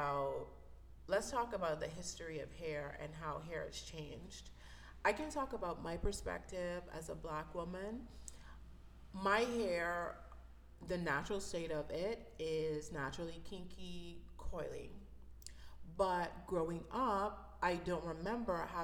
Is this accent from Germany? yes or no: no; Bahamas; I grew up in the Bahamas, so I'm originally from the Bahamas.